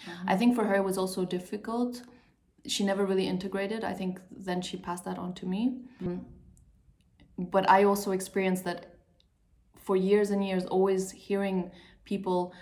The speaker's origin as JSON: {"language": "English", "country": "Portugal", "tie": "born or raised there", "also_born_or_lived": "Sweden", "moved": "as an adult", "said": "I grew up until I finished high school in Portugal"}